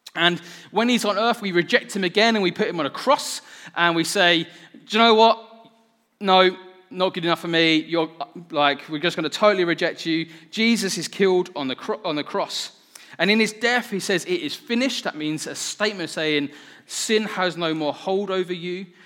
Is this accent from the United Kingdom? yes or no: yes; United Kingdom; I'm so British